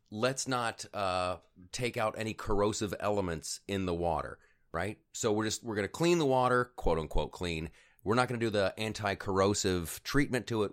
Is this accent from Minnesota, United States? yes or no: no; Ohio, United States; I grew up in Ohio.